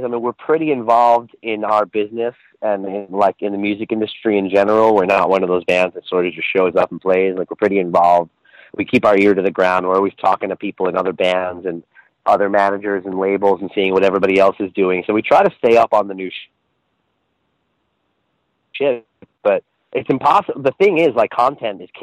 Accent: Long Island, New York, United States; growing up, going to shows in Long Island

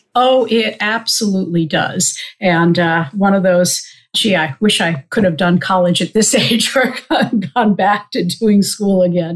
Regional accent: Old Bethpage, New York, United States; also born or lived in Queens, New York City; I was born in New York City in Queens, and my parents and I lived there for the first couple of years. We actually lived with my grandparents. We then moved out to Old Bethpage on Long Island, so about 25 miles east of the city.

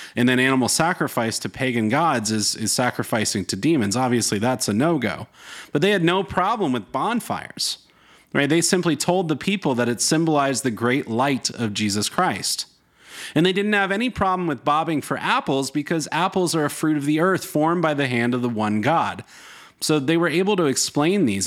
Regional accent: North Carolina, United States; I grew up in North Carolina

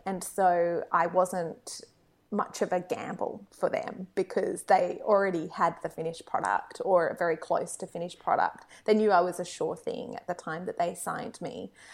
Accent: Australia; being Australian

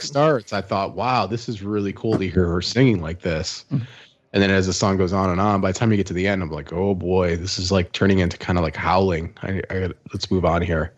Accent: Midwest, United States; moved away as an adult; now in Austin, United States

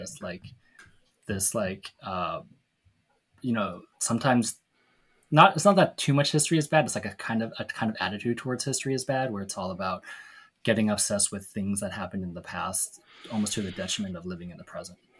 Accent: Seattle, Washington, United States; Tammy and me growing up in Seattle

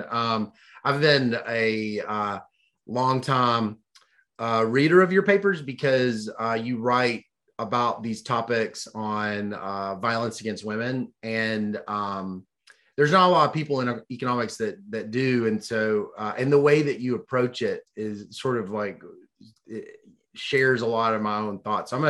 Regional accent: New York City, New York, United States; moved away as an adult; also born or lived in Amherst, Massachusetts; I grew up in New York

